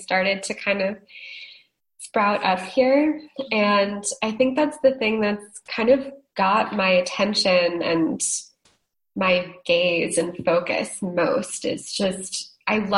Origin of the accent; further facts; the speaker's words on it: Northeast, United States; moved away; I grew up in the Northeast.